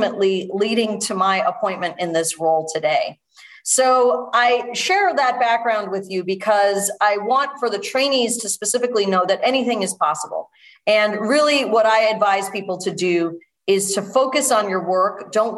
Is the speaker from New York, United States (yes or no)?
yes; New York City, New York, United States; moved away as an adult; now in Connecticut, United States; I was born in New York City